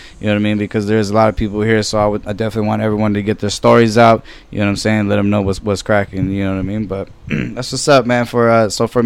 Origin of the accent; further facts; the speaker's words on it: Norwalk, California, United States; I grew up in Norwalk the whole time